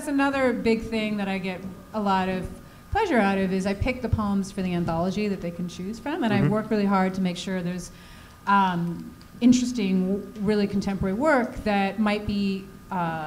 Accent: United States; moved away; I'm American.

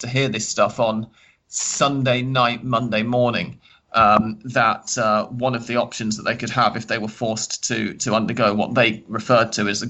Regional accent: England, United Kingdom; moved away as an adult; now in Buenos Aires, Argentina; I'm an English football writer

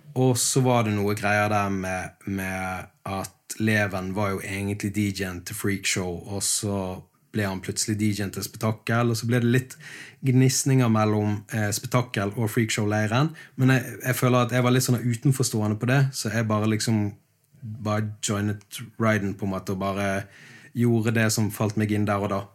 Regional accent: Bergen, Vestland, Norway; moved away as an adult; now in Sørlandet, Norway; eksilbergenser, jeg òg. Jeg er jo eh, blitt sørlending. Det ble jo jeg i 2016

